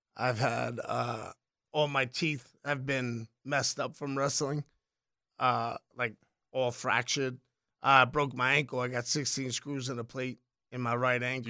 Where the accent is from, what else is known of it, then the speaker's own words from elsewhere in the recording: New York City, New York, United States; I was born in the Bronx, Irish Puerto Rican kid